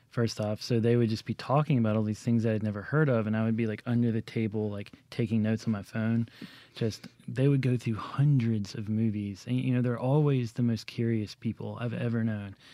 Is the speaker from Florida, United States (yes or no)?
no; Jackson, Mississippi, United States; growing up in Jackson